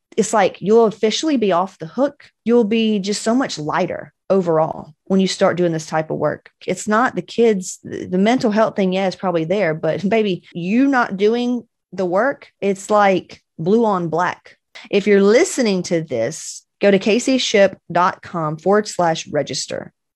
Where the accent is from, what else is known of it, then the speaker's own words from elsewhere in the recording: Cedartown, Georgia, United States; also born or lived in Cobb County, Georgia; I'm from West Georgia, baby